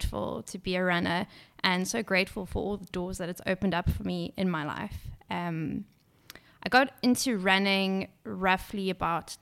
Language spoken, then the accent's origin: English; Durban, KwaZulu-Natal, South Africa; I grew up in Durban